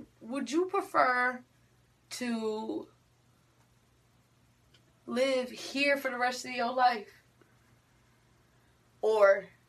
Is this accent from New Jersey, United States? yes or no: yes; New Jersey, United States; now in Atlanta, United States; since I'm from Jersey, it's always cold up there.